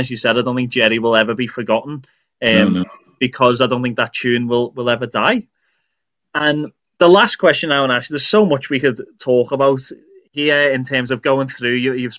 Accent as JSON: {"language": "English", "town": "Liverpool", "region": "North West England", "country": "United Kingdom", "said": "they knew that I was from Liverpool"}